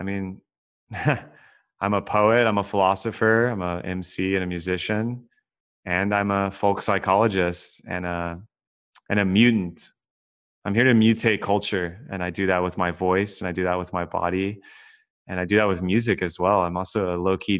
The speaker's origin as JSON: {"language": "English", "region": "Texas", "country": "United States", "tie": "born or raised there", "also_born_or_lived": "California", "moved": "as an adult", "said": "I was born and raised in Texas, grew up very middle class"}